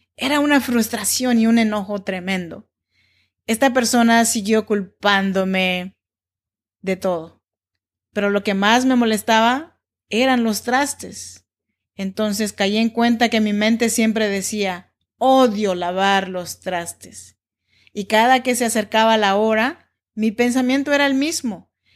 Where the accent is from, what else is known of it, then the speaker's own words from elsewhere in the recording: Oaxaca, Mexico; now in Sacramento, United States; Yo soy nacida en Oaxaca, México, en donde se habla el dialecto chinanteco.